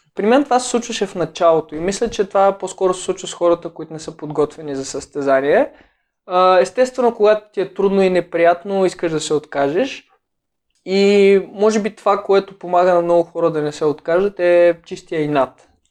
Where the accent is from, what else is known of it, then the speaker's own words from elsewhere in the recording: Sopot, Plovdiv Province, Bulgaria; в града, в който израснах в Сопот